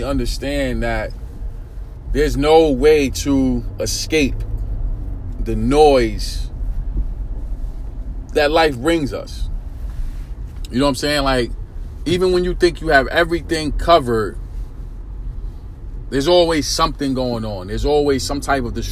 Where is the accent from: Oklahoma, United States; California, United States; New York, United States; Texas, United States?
New York, United States; New York City; I'm from New York City, born and raised in Brooklyn, New York, East New York, section of Brooklyn, Pink Houses to be exact